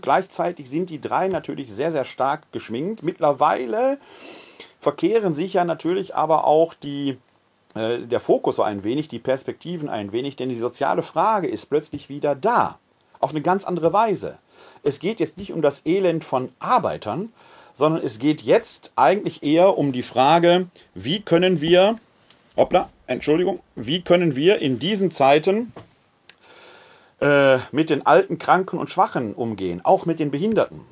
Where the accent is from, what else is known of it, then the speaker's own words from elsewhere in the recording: Ruhr area, North Rhine-Westphalia, Germany; now in Wuppertal, Germany; in meiner Heimat im Ruhrgebiet, Kohlemenschen